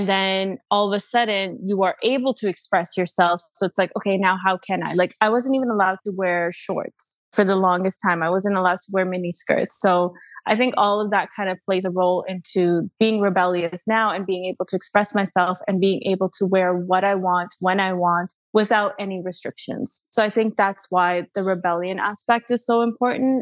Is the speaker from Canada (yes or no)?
yes; Canada; also born or lived in London; I'm Canadian